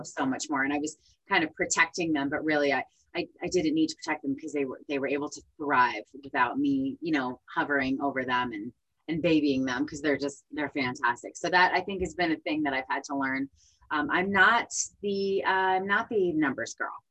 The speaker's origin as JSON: {"language": "English", "region": "New Jersey", "country": "United States", "moved": "yes", "said": "I'm from New Jersey originally"}